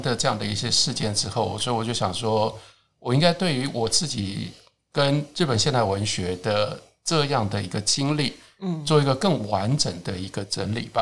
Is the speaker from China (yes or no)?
no; Taiwan; 我作为一个台湾人